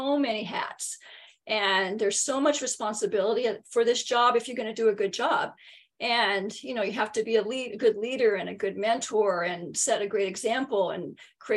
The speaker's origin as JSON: {"language": "English", "town": "San Diego", "region": "California", "country": "United States", "tie": "born or raised there", "said": "I'm born and raised in San Diego. I never have left"}